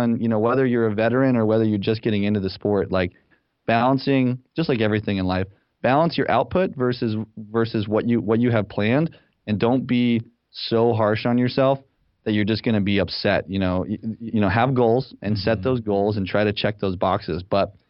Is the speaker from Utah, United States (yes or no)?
yes; Salt Lake City, Utah, United States; moved away as an adult; also born or lived in Los Angeles, California / San Francisco, California; now in Ann Arbor, United States; I'm originally from Salt Lake City, Utah